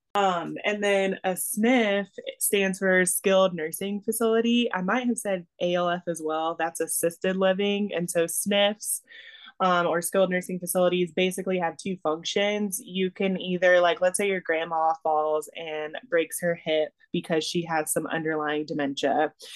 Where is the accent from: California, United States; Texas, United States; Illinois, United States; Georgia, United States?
Georgia, United States; first language English; moved away as an adult; moved back to Georgia, which is my home state.